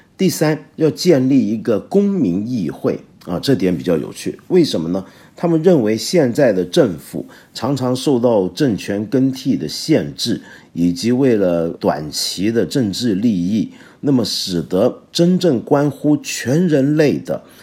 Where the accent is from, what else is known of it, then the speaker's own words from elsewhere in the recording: China; 我们中国人